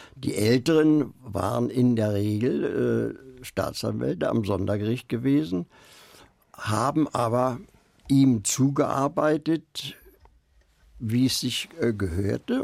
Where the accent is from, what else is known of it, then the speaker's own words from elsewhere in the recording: Berlin, Germany; ich bin Berliner, der Blockadewinter